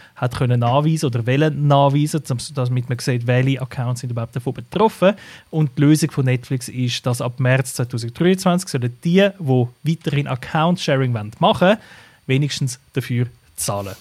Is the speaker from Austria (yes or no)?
no; Switzerland; bei uns in der Schweiz